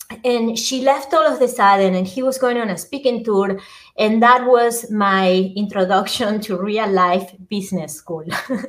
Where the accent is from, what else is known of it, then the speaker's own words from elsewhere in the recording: Argentina; English is a second language; now in United States; I'm originally from Argentina. I came to the States a little bit over 25 years ago and decided to keep my accent. I always have been moving inside Argentina to different places and always having an accent even within Argentina.